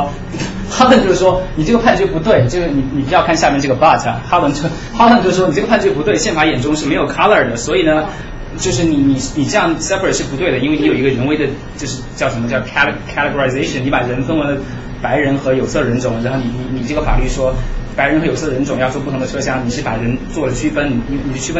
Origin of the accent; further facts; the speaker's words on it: China; 这个这个这个是对我们中国人来讲是一个非常侮辱性的一个一个段子啊。